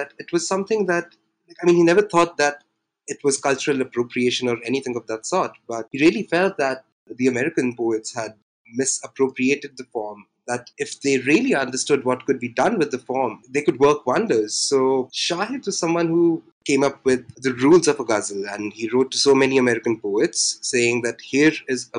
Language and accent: English; India; I am an Indian writer and translator.